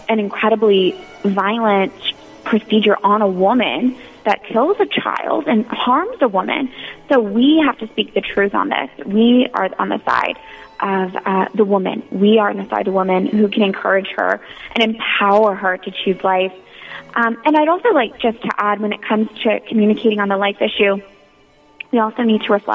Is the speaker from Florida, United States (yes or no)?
yes; Florida, United States; moved away as an adult; now in Washington, D.C., United States; I grew up in Florida